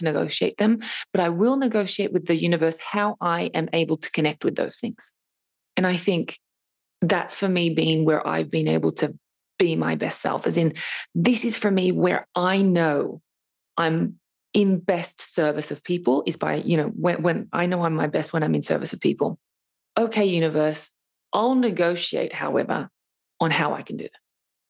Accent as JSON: {"language": "English", "country": "Australia", "said": "And then to add the fact that I'm even Australian, you know, on top of that as well."}